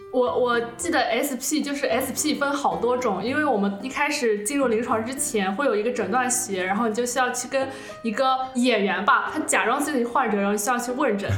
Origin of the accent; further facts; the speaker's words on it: Suzhou, Jiangsu, China; 我是一个苏州人，我分不清前后鼻音